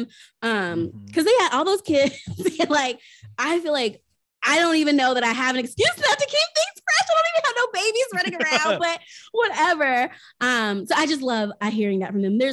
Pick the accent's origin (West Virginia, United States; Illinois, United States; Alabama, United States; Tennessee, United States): Tennessee, United States; I grew up in Tennessee